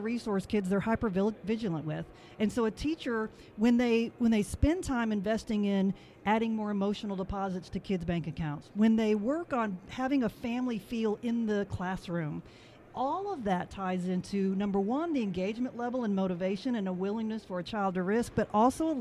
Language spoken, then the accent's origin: English; Dade City, Florida, United States; now in Nashville, United States; I actually grew up right down the road in Dade City, so it's nice to be back near my stomping ground.